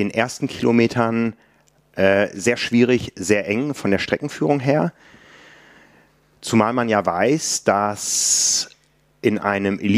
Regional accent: Hamburg, Germany; ja Hamburger, war oft genug auf der Kurzdistanz hier unterwegs, als Athlet, auch schon als Fotograf.

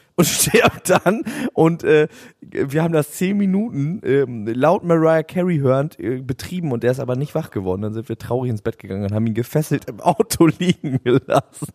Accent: the North, Northern Germany, Germany; bei uns im Norden

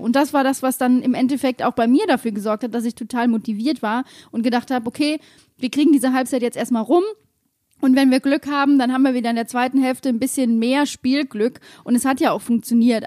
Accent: Mainz, Rhineland-Palatinate, Germany; Wir sind Mainzer, wir haben Humor

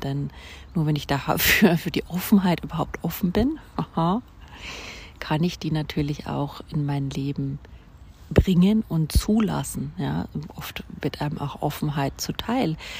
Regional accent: Germany; Deutschland, wo ich aufgewachsen bin

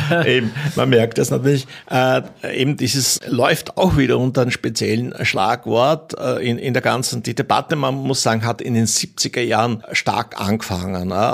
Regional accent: Pinzgau, Salzburg, Austria; ich komme selber aus dem Pinsker

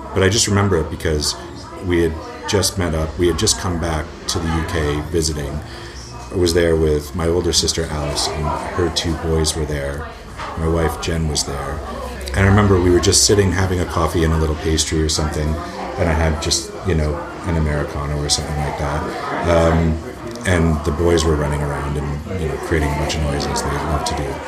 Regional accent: Canada; moved away as an adult; also born or lived in England; now in United Kingdom; I was born in England, raised in Canada, and then moved back

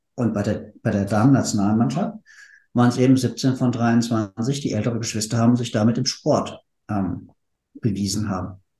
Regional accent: Frankfurt, Hesse, Germany; now in Berlin, Germany; ich komme aus der Frankfurter Ecke.

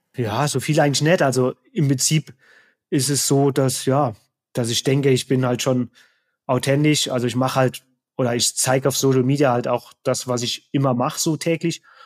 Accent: Saarland, Germany; also born or lived in Neunkirchen, Germany / Frankfurt, Germany / Offenbach, Germany; now in Inzell, Germany; ich komme eigentlich ursprünglich aus dem Saarland, habe länger in Hessen in Frankfurt gewohnt und Offenbach

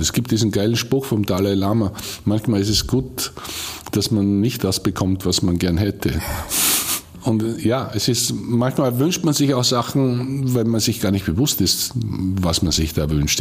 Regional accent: Bad Goisern, Upper Austria, Austria; ich komme aus Geusern und ich, ich äh, weiß, von welchen Eltern und Großeltern ich abstamme.

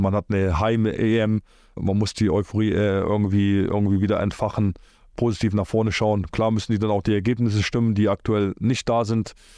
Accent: Cologne, North Rhine-Westphalia, Germany; also born or lived in Poland; Köln, Köln ist so meine Heimat

